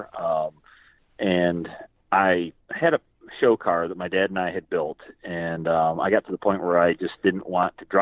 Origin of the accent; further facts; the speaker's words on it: Susquehanna County, Northeast Pennsylvania, United States; now in North Carolina, United States; I grew up in Northeast Pennsylvania, in Susquehanna County, and just over the border from New York, Binghamton, New York area